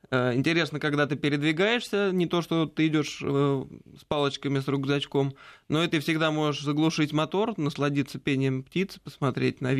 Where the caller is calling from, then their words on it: Moscow, Russia; А, я из Москвы.